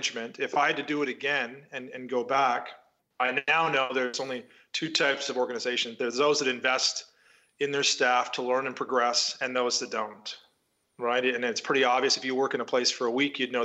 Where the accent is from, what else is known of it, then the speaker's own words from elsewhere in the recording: Canada; moved away as an adult; also born or lived in Toronto / London; I grew up in Canada in a small town